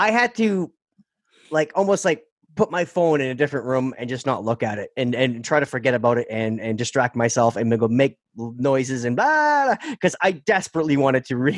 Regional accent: Canada; Being Canadian

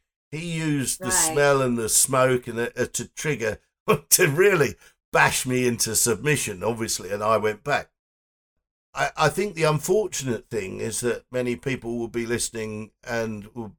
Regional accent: England, United Kingdom; Dick and I are English.

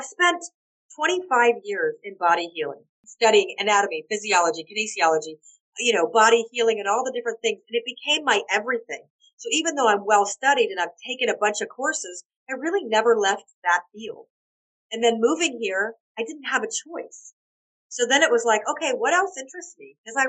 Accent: Atlanta, Georgia, United States; moved away as an adult; now in Malta; oh, Atlanta, Georgia

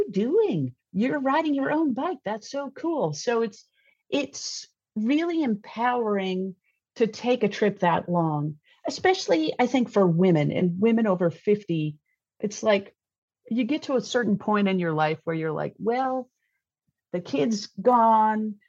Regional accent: East Coast, United States; I'm from the East Coast

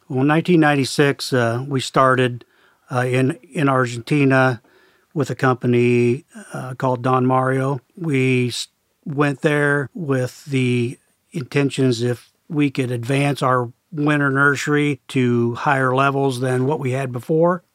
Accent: Perry, Iowa, United States; I grew up in Perry, Iowa, just a small town, about fifteen miles north of our main corporate office.

